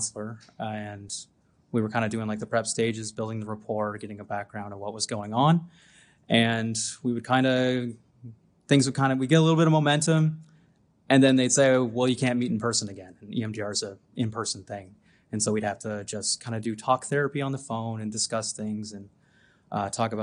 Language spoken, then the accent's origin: English; Antigonish, Nova Scotia, Canada; I'm from Antigonish, Nova Scotia